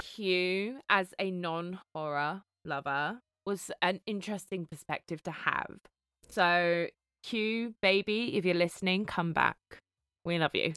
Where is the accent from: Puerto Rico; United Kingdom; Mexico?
United Kingdom; as a British person